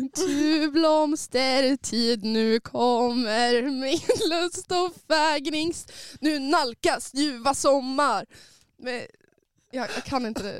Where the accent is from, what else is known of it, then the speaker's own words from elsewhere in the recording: Sundsvall, Västernorrland County, Sweden; jag kommer från Sundsvall, jag har Norrland i mitt hjärta